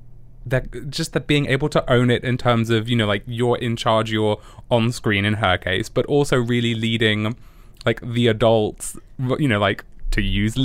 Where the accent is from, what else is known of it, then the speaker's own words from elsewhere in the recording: United Kingdom; I'm British